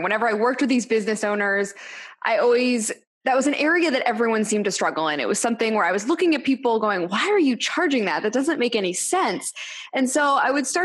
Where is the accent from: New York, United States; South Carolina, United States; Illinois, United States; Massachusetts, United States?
Massachusetts, United States; Boston; also born or lived in Los Angeles; now in Nashville, United States; I am originally from Boston, Massachusetts, and then spent some time in LA, and I now live in Nashville.